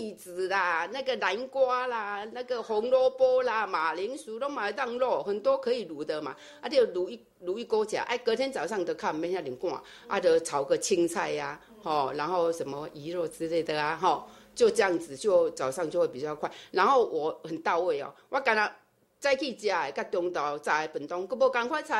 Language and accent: Chinese; Chiayi, Taiwan; 我嘉义人， 所以 标准的南部人，